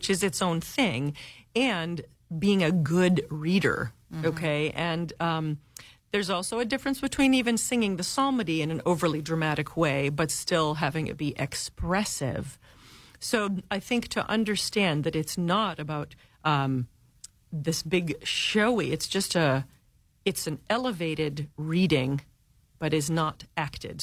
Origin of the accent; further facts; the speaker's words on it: United States; English-speaking, lazy, I think, Americans